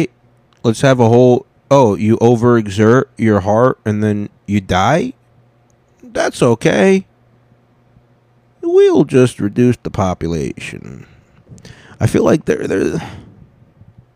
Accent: United States; I'm American, okay? I'm a dark-skinned American

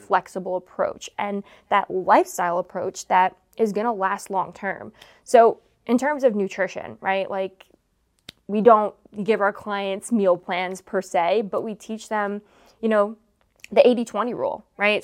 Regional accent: Long Island, New York, United States; growing up in Long Island

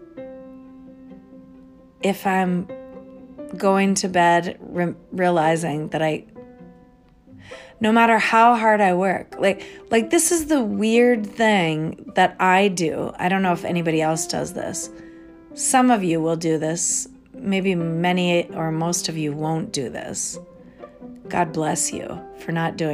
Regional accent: Minnesota, United States; also born or lived in Connecticut; we moved here to the state of Minnesota when I was 5 from the state of Connecticut. I was born in Connecticut near New York

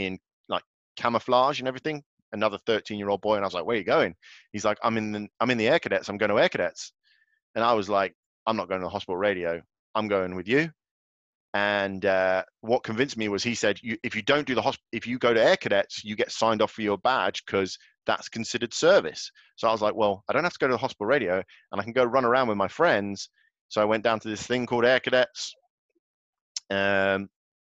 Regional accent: Galway, Connacht, Ireland; I was born in Galway in the Republic of Ireland, on the west coast of Ireland.

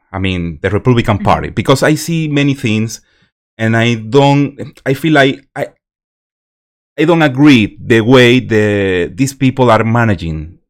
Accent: Venezuela; English is a second language; moved away; I'm from Venezuela

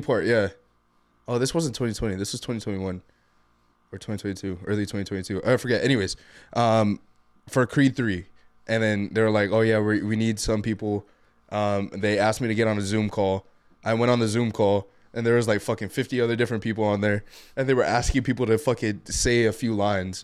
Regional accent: Guam; also born or lived in Tecoman, Colima (claimed jokingly); now in Washington, United States; from Guam. Um, currently live in Washington

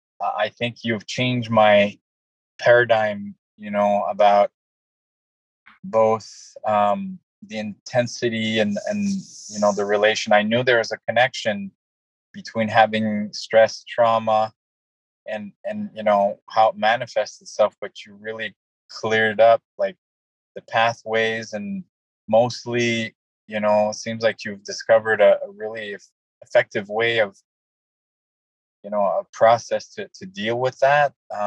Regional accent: Canada; now in United States; I moved from Canada to the U.S., I was so afraid to get bills, I couldn't go to the mailbox.

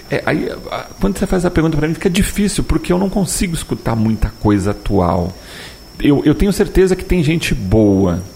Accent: São Paulo, Brazil; moved away; eu sou de São Paulo e eu morava numa, numa rua lá em São Paulo

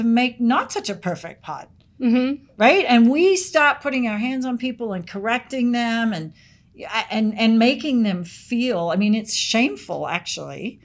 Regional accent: Sydney, New South Wales, Australia; moved away; I lived where I grew up in Sydney. We had bush behind us.

